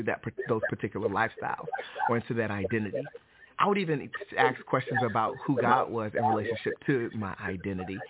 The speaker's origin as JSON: {"language": "English", "town": "Detroit", "region": "Michigan", "country": "United States", "tie": "born or raised there", "also_born_or_lived": "Alabama", "moved": "yes", "said": "I'm originally from Detroit, Michigan. I grew up in Detroit, Michigan as a non-Christian and moved to Alabama"}